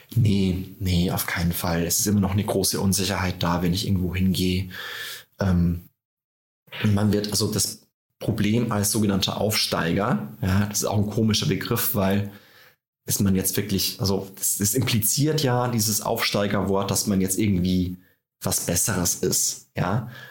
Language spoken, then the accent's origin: German; Tirschenreuth, Bavaria, Germany; now in Berlin, Germany; bei mir zu Hause in Tirschenreuth in Bayern, da ticken die Uhren langsamer